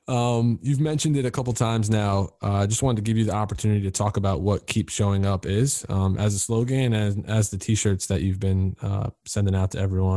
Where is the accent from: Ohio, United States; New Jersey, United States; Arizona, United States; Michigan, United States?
New Jersey, United States; Dumont; I'm from Dumont.